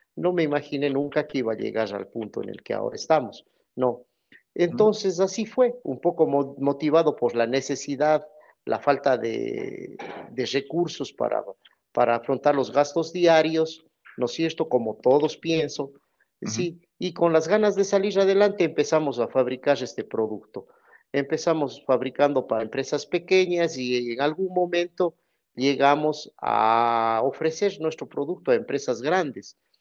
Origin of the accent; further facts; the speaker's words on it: Cuenca, Azuay, Ecuador; Soy de Ecuador, de la ciudad de Cuenca